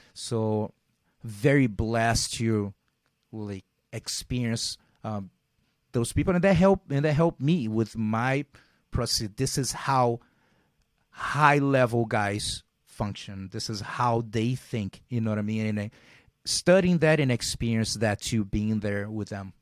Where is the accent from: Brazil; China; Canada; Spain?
Brazil; Rio de Janeiro; moved away as an adult; now in United States; growing, growing up in Brazil and being in an, uh, those low, middle class areas